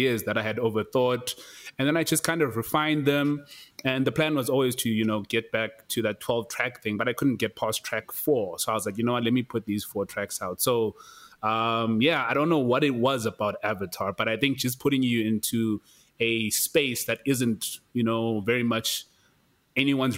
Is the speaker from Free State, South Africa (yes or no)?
no; Kokstad, KwaZulu-Natal, South Africa; moved away as an adult; now in Johannesburg, South Africa; I'm from Kokstad, Tex. Like, I'm not even from Durban. I'm not even from anywhere else. You know what I mean? So I've already left my comfort zone, my physical comfort zone, like where I grew up